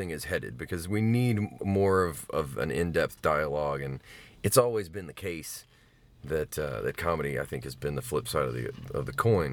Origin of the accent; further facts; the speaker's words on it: Mobile, Alabama, United States; I grew up in Mobile